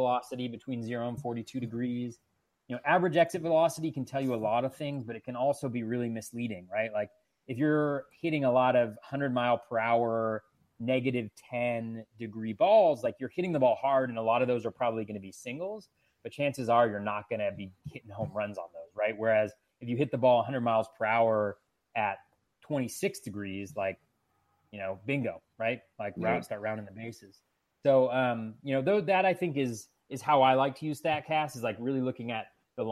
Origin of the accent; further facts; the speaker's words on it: Davis, California, United States; also born or lived in Boston; I grew up in Davis, California